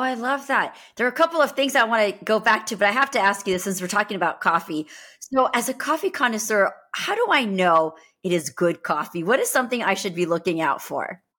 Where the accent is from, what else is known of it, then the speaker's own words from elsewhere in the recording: United States; I was born and brought up here